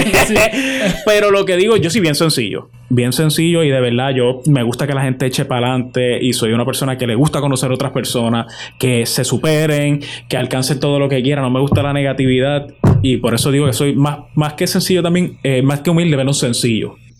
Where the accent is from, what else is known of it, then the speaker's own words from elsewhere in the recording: Puerto Rico; esa esencia que, que lleva a uno como boricua y, como hijo de cada de estos 78 pueblos que tiene la, isla del encanto